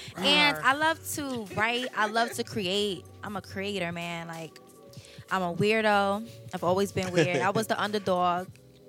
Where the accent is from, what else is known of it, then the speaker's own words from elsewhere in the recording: New York, United States; now in Atlanta, United States; I'm from New York. I was born in Manhattan, raised in Bronx and Brooklyn.